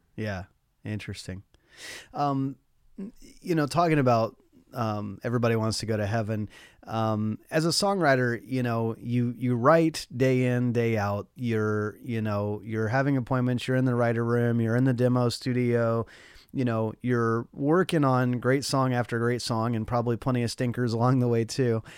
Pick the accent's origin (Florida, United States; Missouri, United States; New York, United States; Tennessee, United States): Tennessee, United States; Nashville; I wanted nothing to do with country music when I was growing up as a kid in Nashville.